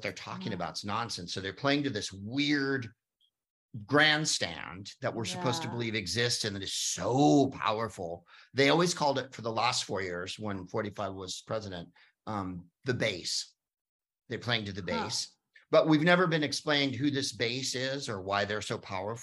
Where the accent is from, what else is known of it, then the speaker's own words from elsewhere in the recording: San Carlos, California, United States; also born or lived in Palo Alto; there wasn't that many Jews where I grew up in St. Carlos